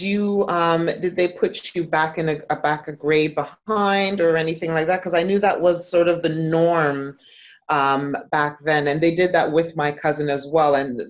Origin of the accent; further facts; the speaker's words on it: Toronto, Ontario, Canada; I'm born here in Toronto. So I'm born in Toronto.